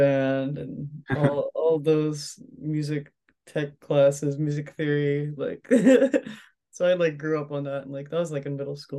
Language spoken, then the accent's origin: English; Philadelphia, Pennsylvania, United States; I'm from Philly. I'm from South Philly. Grew up there, born and raised.